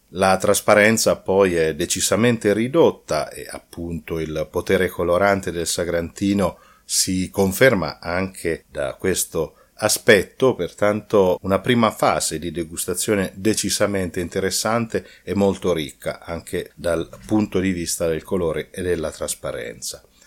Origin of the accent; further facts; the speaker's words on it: Umbria, Italy; Io essendo umbro